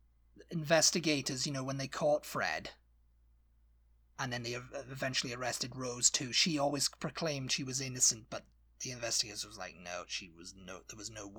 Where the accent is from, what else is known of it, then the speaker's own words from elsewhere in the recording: Shipley, Yorkshire and the Humber, United Kingdom; Because I'm not a Geordie. I'm from Shipley. I'm from Yorkshire.